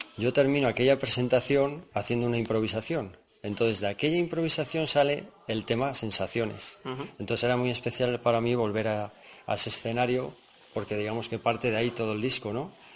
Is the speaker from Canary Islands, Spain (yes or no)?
no; Aguilar de Campoo, Castile and León, Spain; yo soy muy de mi tierra